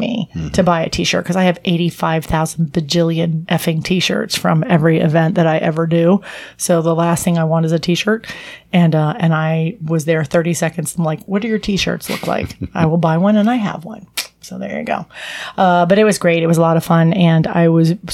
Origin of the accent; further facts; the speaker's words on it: Virginia, United States; now in Florida, United States; I grew up in Virginia